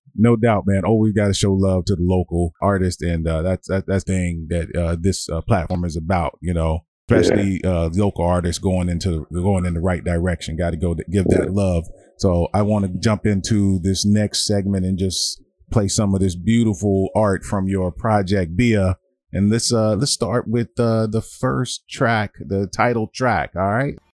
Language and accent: English; Washington, District of Columbia, United States; I grew up on Stanton Road